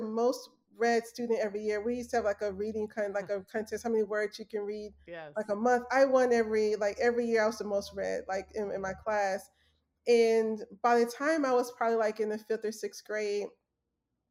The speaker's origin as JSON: {"language": "English", "town": "Memphis", "region": "Tennessee", "country": "United States", "tie": "born or raised there", "said": "So I'm from Memphis, Tennessee. Working class parents."}